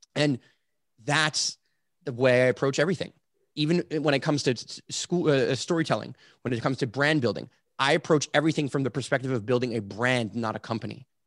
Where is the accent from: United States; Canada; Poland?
Canada; I say this as a Canadian